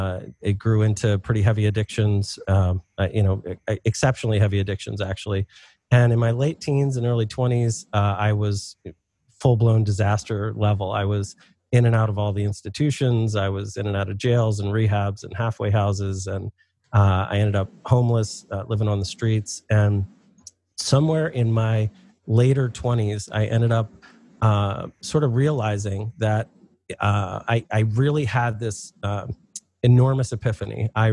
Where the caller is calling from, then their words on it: Philadelphia, Pennsylvania, United States; I am in Philadelphia, Pennsylvania.